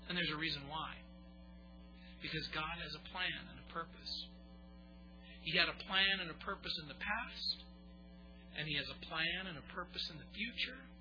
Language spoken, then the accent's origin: English; United States; and foremost a Christian. But make no mistake about it, I am an American.